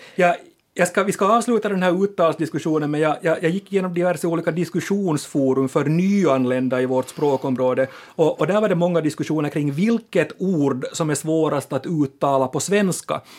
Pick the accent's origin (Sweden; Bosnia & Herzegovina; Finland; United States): Finland; vi finlandssvenskar